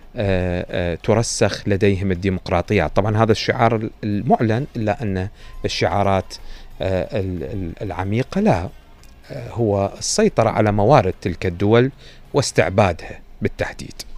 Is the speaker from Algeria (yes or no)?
no; Iraq; إحنا دائما عندنا في العراق